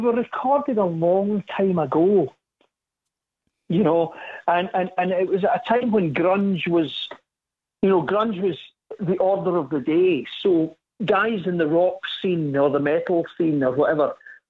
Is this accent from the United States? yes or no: no; Scotland, United Kingdom; I'm Scottish. We say pish